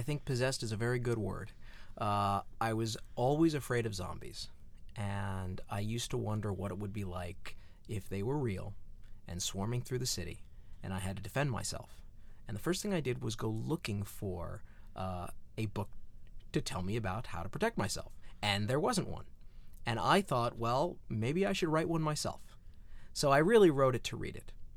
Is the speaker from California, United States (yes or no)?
yes; Southern California, United States; growing up in Southern California